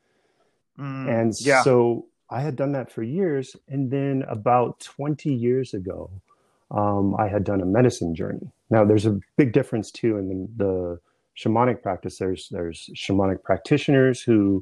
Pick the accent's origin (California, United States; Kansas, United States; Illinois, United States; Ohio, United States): California, United States; San Diego; now in East Coast, United States; My family's Irish, but I grew up in San Diego